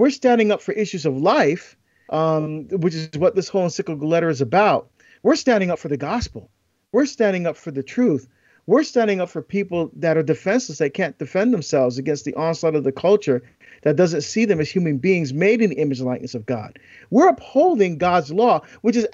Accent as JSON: {"language": "English", "region": "East Coast", "country": "United States", "tie": "born or raised there", "moved": "yes", "said": "growing up in the East Coast."}